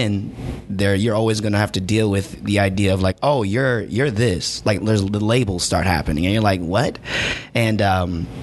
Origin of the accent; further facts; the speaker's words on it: St. Louis, Missouri, United States; also born or lived in Mesquite, Texas; I come from St. Louis, and prior to that, I had lived in Texas till I was 12